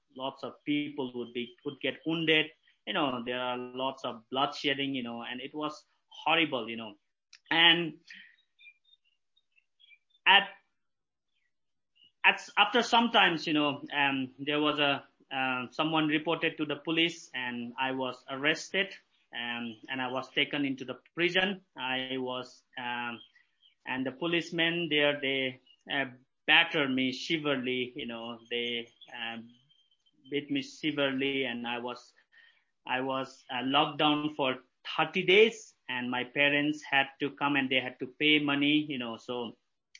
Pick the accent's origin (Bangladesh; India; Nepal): Nepal; Bhaktapur, Bagmati; I live in Bhaktapur. It's a historical city. Bhaktapur was built in 11th century, so there's a big historical things. And I live at the heart of Bhaktapur. And I came from very orthodox Hindu family. And I have six siblings. I am the youngest among six. I have two brothers and three sisters. And we have lots of festivals. We have lots of, worship things, so I was born and bred here.